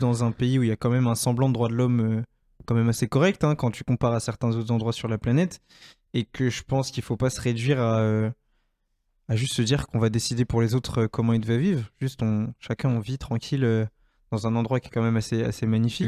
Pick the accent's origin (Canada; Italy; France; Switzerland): France; ma vie en tant que Français, etc., euh, depuis que je suis né euh, et sur plusieurs générations